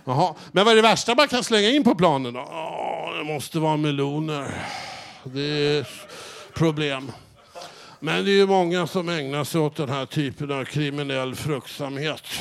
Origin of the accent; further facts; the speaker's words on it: Norrland, Sweden; Upp, hemma i Norrland, jag måste fråga. Där slänger vi inte in massa frukter och massa och, otyg på plan. Där slänger vi in norrlän, pitepalt och, och surströmming.